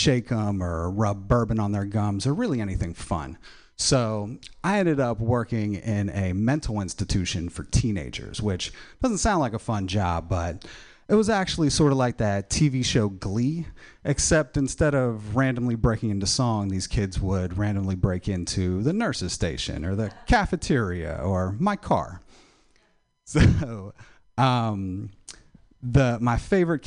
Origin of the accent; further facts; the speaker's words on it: Pennsylvania, United States; moved away; I am originally from Pennsylvania